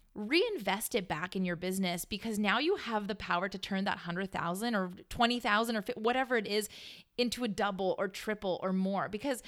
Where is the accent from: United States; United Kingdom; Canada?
Canada; And I don't know that song because I'm Canadian.